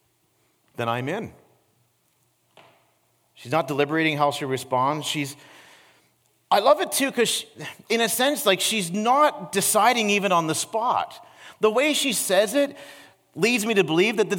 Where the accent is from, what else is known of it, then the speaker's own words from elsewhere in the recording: Peterborough, Ontario, Canada; now in Niagara, Canada; this hole-in-the-wall restaurant in my hometown in Peterborough